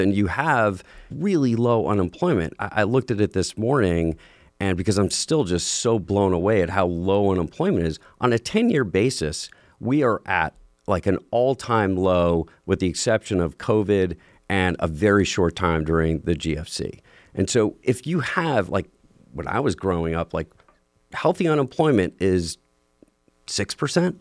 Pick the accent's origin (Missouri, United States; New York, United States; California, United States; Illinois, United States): New York, United States; I grew up in New York